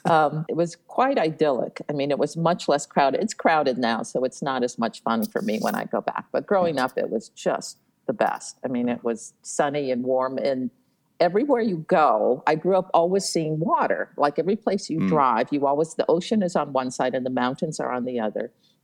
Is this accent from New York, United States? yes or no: no; Honolulu, Hawaii, United States; moved away; I was born and raised in outside Honolulu in a little valley called Ainahaina.